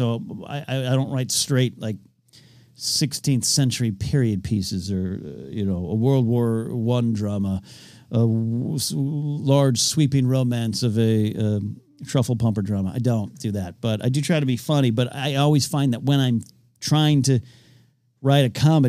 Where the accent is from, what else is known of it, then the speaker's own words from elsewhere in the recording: New Jersey, United States; I love my home state. New Jersey Devils is one of the few things that surpasses my love of the Yankees.